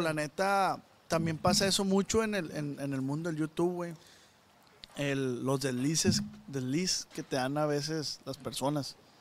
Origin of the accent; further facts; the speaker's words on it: Culiacán, Sinaloa, Mexico; de Culiacán